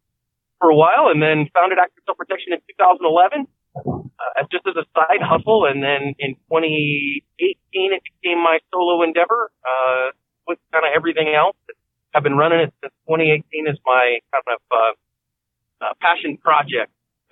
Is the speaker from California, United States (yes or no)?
yes; San Francisco Bay Area, California, United States; moved away as an adult; now in Phoenix, United States; I grew up in the San Francisco Bay Area.